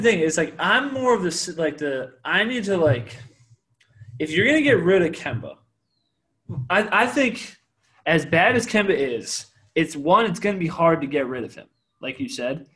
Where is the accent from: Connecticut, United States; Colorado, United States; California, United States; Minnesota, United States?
Connecticut, United States; I'm from Connecticut, so I'm a UConn guy